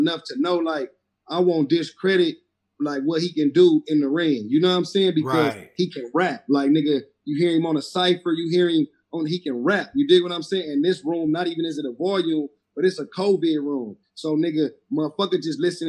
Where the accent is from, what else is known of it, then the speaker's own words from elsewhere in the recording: the West, West Coast, United States; I'm from the West